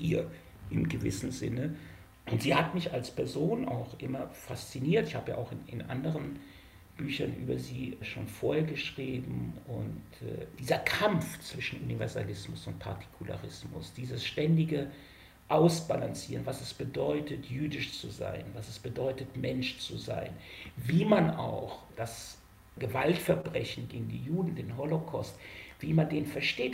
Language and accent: German; Mannheim, Baden-Württemberg, Germany; moved away as an adult; also born or lived in United States; now in Tel Aviv, Israel; Ich bin geboren in Mannheim